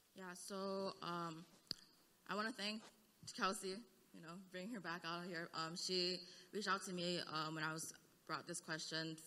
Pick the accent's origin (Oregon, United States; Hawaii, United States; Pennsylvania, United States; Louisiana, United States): Hawaii, United States; now in Seattle, United States; I'm from Hawaii